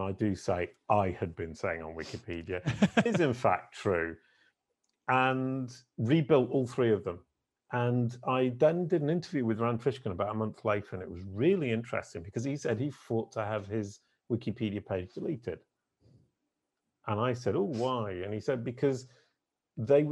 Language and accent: English; United Kingdom; being British